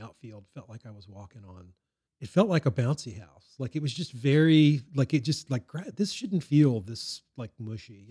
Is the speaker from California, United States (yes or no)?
no; Baton Rouge, Louisiana, United States; I grew up in Baton Rouge and went to L S U games